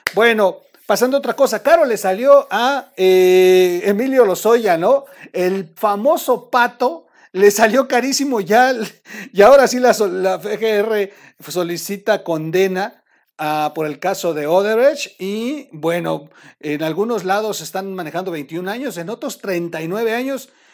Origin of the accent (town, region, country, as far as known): Mexico